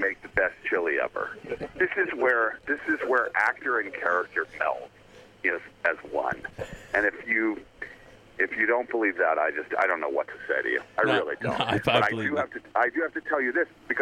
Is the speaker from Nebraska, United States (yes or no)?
no; Atlanta, Georgia, United States; moved away; I was originally from Atlanta